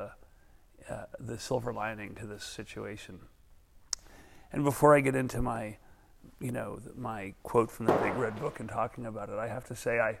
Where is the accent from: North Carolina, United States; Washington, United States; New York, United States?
New York, United States; New York City; I was from Brooklyn